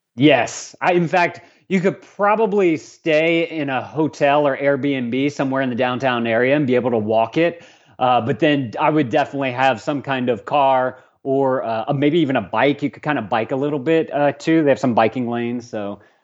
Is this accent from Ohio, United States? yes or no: no; Lafayette, Louisiana, United States; also born or lived in Tulsa, Oklahoma; I was born and raised in Lafayette, so I spent a good twenty-some-odd years here